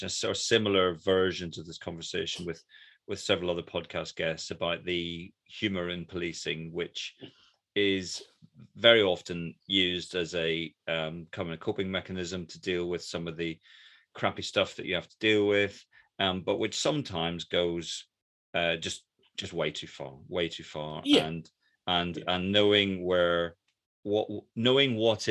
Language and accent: English; Ireland; moved away; I was from Ireland.